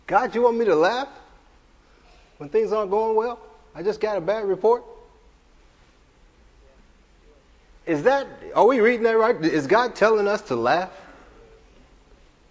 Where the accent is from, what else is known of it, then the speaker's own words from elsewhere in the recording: the Ozarks, United States; we're from the Ozarks